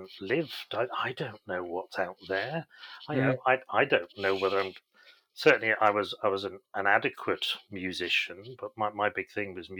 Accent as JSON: {"language": "English", "country": "Isle of Man", "tie": "born or raised there", "also_born_or_lived": "Chester", "moved": "yes", "said": "I grew up on the Isle of Man, which is a beautiful place to grow up."}